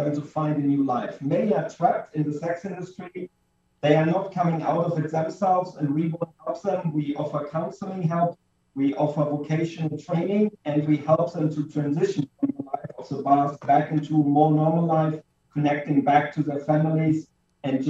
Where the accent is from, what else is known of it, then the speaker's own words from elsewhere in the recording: Germany; now in Pattaya, Thailand; I'm originally from Germany, but now living in Pattaya, Thailand